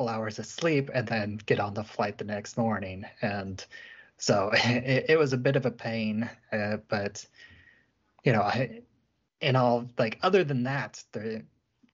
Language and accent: English; Springfield, Illinois, United States; I grew up in Central Illinois, Springfield, Illinois, the capital city there